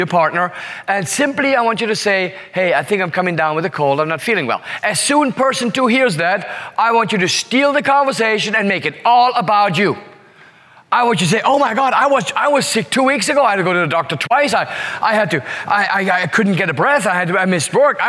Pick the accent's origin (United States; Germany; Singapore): Singapore; I say, Singapore.